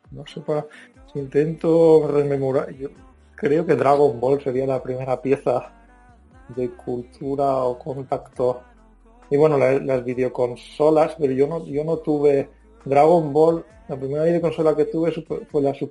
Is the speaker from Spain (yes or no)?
yes; Calpe, Valencian Community, Spain; born there; Se expandían por mi pueblo, mis